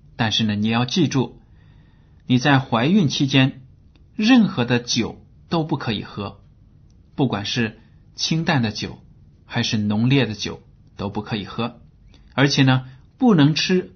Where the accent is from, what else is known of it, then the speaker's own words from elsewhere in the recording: China; 我们中国人